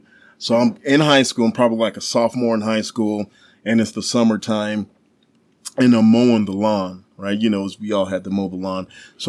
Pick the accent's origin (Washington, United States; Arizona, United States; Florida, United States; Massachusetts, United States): Massachusetts, United States; Dorchester; Well, I am originally from Dorchester, Massachusetts, which is the inner city of Boston.